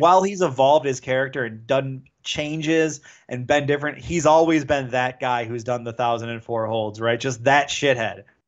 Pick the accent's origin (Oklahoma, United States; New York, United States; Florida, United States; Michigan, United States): Michigan, United States; Detroit; I'm from Detroit